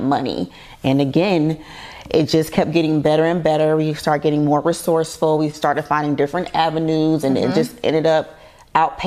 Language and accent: English; Savannah, Georgia, United States; I'm from Savannah, Georgia, little country girl.